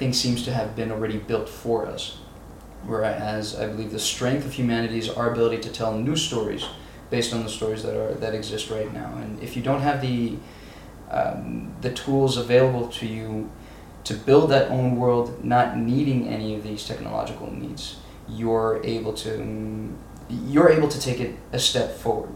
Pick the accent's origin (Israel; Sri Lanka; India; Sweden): Israel; Growing up in Israel was very much centered around doing what needs to be done